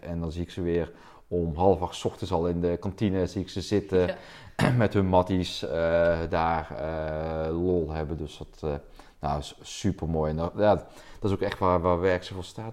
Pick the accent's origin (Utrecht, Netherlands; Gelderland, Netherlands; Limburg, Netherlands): Limburg, Netherlands; South; accent: southern; moved away as an adult; now in Delft, Netherlands; ik ben een eh, import Delftenaar. Laten hoor je met, met mijn accent oorspronkelijk afkomstig uit Zuid-Limburg.